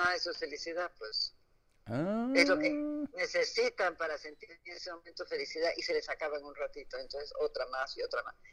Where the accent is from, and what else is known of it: Peru